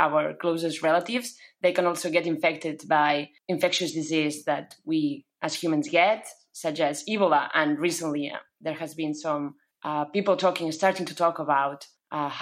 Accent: Barcelona, Catalonia, Spain; I am from Barcelona

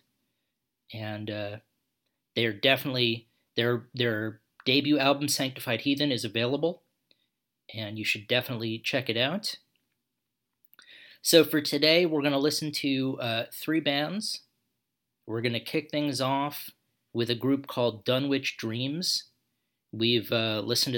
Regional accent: New York, United States; moved away as an adult; also born or lived in Macau; since I grew up in New York

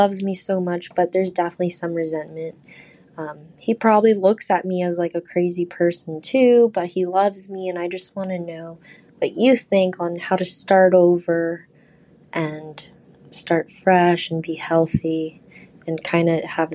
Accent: Houston, Texas, United States; I'm from Houston, Texas.

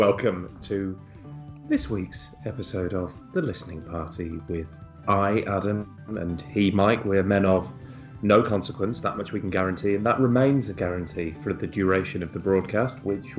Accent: Liverpool, North West England, United Kingdom; What do I know? You know, I'm from Liverpool.

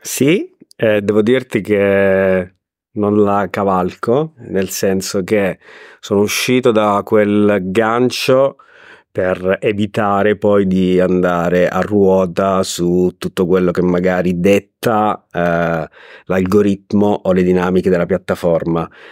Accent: Abruzzo, Italy; moved away as an adult; also born or lived in Riccione; now in Rimini, Italy; io sono abruzzese ma da vent'anni vivo tra Rimini e Riccione

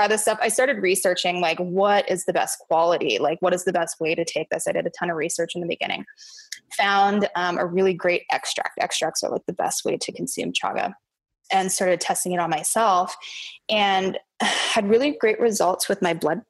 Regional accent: Kamloops, British Columbia, Canada; my hometown in Kamloops, British Columbia, Canada

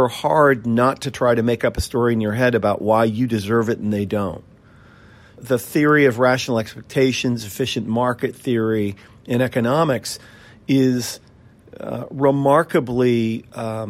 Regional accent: Seattle, Washington, United States; also born or lived in New York City, United States; And then we moved back to Seattle

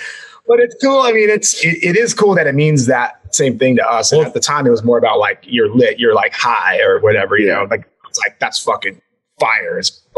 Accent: Anaheim, California, United States; We're all from Anaheim.

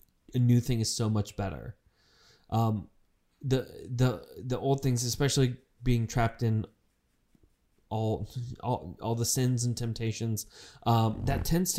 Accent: United Kingdom; Josh had asked, is this because I'm British?

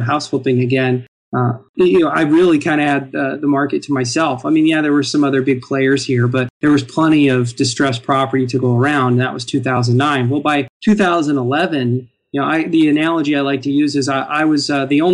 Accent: Midwest, United States; moved away; I'm from the Midwest

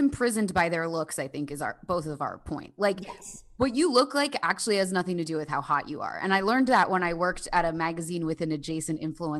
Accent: New Jersey, United States; I'm from New Jersey.

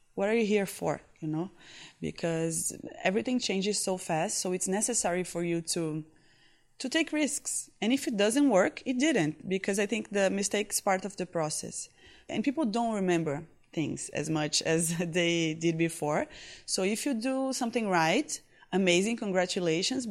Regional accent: Recife, Pernambuco, Brazil; English is a second language; I was born in Recife, northeast of Brazil

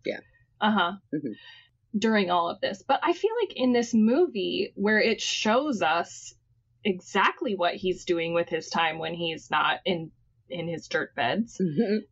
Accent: Texas, United States; as a Texan

